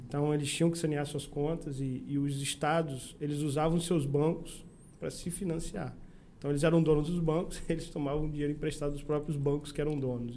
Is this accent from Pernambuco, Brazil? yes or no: no; São Francisco de Itabapoana, Rio de Janeiro, Brazil; moved away as an adult; also born or lived in Saquarema / Campos dos Goytacazes / Maceió; Eu nasci em Saquarema e com 4 anos, 4 para 5 anos, eu vim para São Francisco mas eu me considero São Franciscano porque a maior parte da minha vida foi em São uhum. Francisco